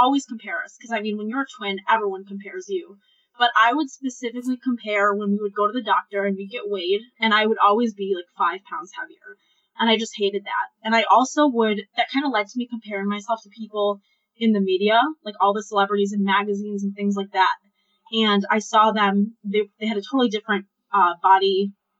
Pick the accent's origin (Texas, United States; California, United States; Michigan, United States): Michigan, United States; Ann Arbor; I'm 24 years old, and I am from Ann Arbor, Michigan